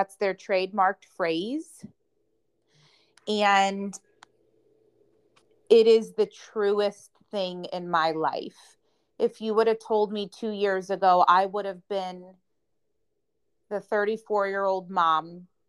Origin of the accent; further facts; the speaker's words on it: Charlotte, North Carolina, United States; So I'm going to help motivate people in Charlotte, in my hometown, to do that.